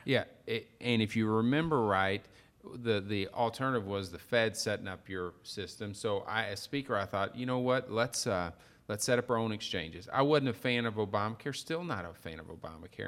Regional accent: Perryville, Missouri, United States; I'm from Perryville, Missouri

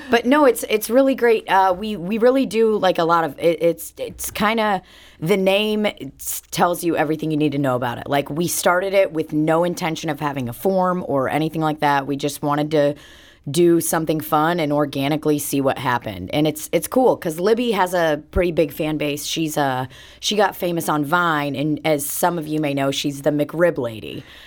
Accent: Belarus; moved away; I was born in Belarus and, uh, I ha, I grew up with Russian parents

